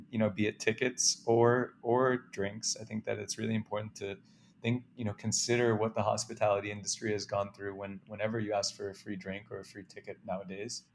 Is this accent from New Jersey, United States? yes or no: no; New York City, New York, United States; also born or lived in Wisconsin; I grew up in Manhattan